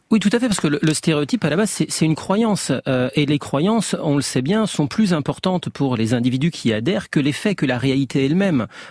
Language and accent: French; France; je suis français, parce que j'ai un certain âge, je connais, je baigne culturellement